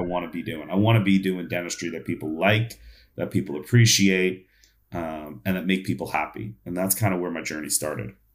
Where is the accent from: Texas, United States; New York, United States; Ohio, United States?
New York, United States; I grew up in New York